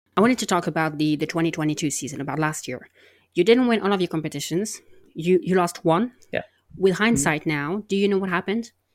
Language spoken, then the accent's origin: English; France; I'm from France and I'm a polyglot